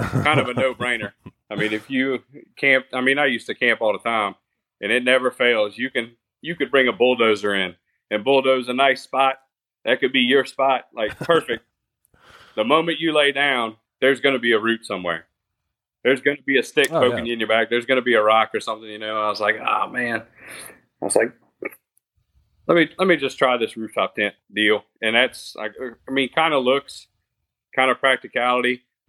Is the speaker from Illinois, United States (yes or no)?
no; South Louisiana, United States; grew up in South Louisiana since I was 14. There's really not much to do but mud ride around here.